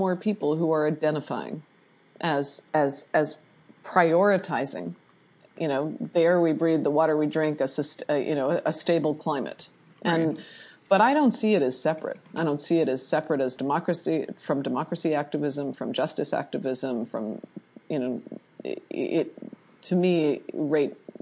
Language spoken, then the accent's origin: English; Canada; also born or lived in Vancouver, Canada; I'm Canadian, that's part of my intro too, is I'm Canadian.